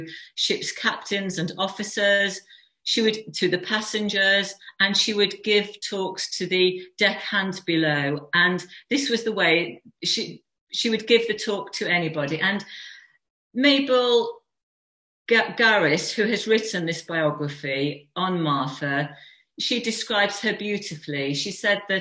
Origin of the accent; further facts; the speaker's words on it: West Midlands, United Kingdom; moved away; also born or lived in Wolverhampton; we're from the Midlands. I used to live in near Wolverhampton